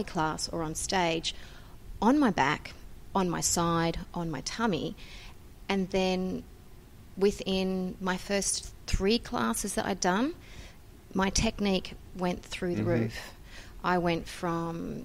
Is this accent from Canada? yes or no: no; Sydney, New South Wales, Australia; I come from Sydney, Australia.